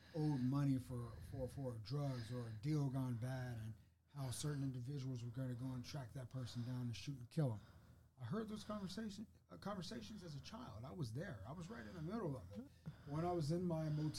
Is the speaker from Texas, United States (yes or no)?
yes; Fort Worth, Texas, United States; moved away as an adult; also born or lived in Georgetown, Texas; I grew up in Fort Worth